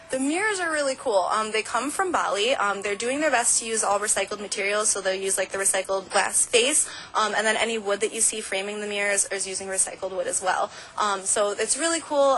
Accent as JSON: {"language": "English", "town": "Ann Arbor", "region": "Michigan", "country": "United States", "tie": "born or raised there", "moved": "yes", "said": "my hometown in Ann Arbor"}